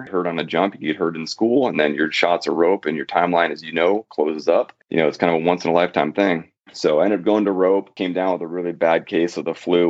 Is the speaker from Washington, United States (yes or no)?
yes; Washington, United States; born and raised in Washington State.